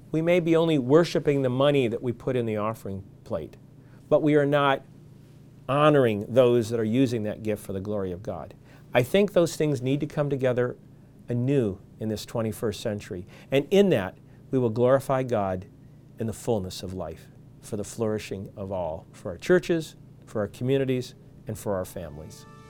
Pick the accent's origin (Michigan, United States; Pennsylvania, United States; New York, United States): Michigan, United States; where I grew up in Michigan